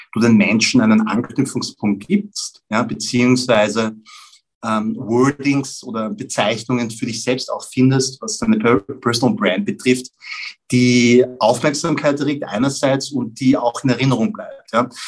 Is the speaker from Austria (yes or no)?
yes; Vienna, Austria; ich bin in Wien geboren und aufgewachsen